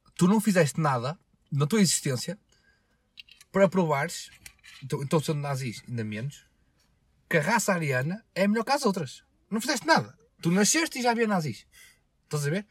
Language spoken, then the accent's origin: Portuguese; Portugal; Eu nasci em Portugal